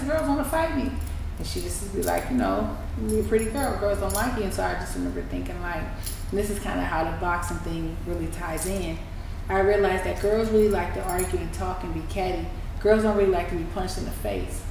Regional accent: San Francisco, California, United States; I'm from San Francisco. I'm from Hunters Point. And I grew up in a city where it's eat or be eaten

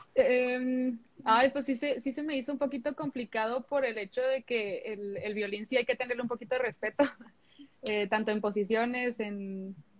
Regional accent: Mexico; also born or lived in United States; yo soy de allá y pues la de México, pues sí. Eh, bueno, me crié aquí

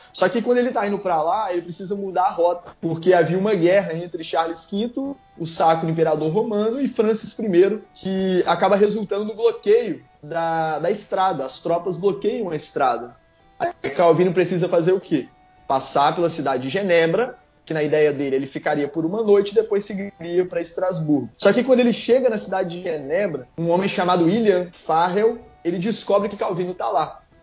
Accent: Minas Gerais, Brazil; now in Espírito Santo, Brazil; eu sou mineiro

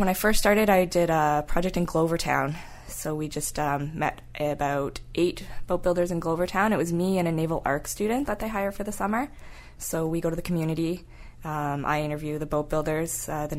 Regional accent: Brampton, Ontario, Canada; moved away; I grew up in Brampton, Ontario.

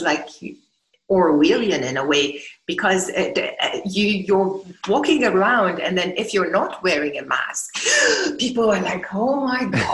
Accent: Accra, Greater Accra, Ghana; This is home. My children are fifth generation

